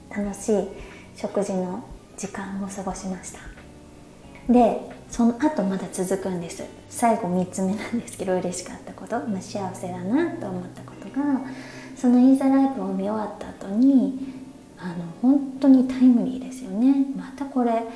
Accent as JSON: {"language": "Japanese", "country": "Japan", "first_language": "Japanese", "moved": "as an adult", "lives_now": "Thailand", "said": "日本だと、まあ、自分のその母国語である日本語"}